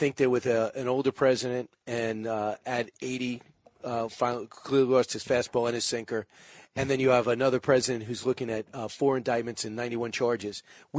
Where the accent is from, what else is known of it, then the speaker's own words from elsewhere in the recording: New York, United States; Even though we're from New York.